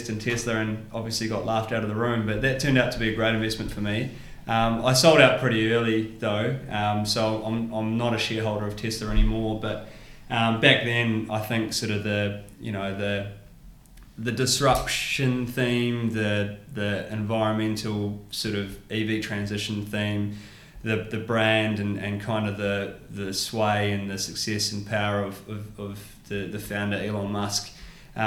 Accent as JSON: {"language": "English", "country": "New Zealand", "moved": "yes", "said": "I'm a New Zealander"}